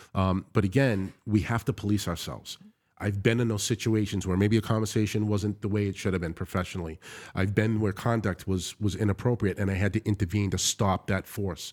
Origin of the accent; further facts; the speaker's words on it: United States; I've been greeted and welcomed, one as American, secondly, as a Christian